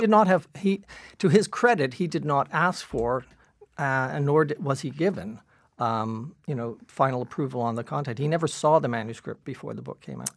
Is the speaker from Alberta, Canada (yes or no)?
no; Toronto, Ontario, Canada; growing up in Dawn Mills